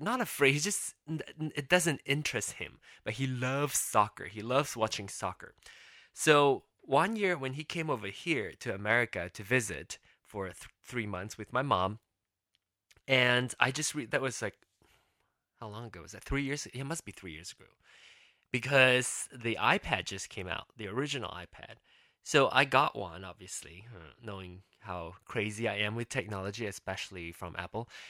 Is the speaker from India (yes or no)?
no; Penang, Malaysia; moved away as an adult; now in United States; I was born and raised in Penang, Malaysia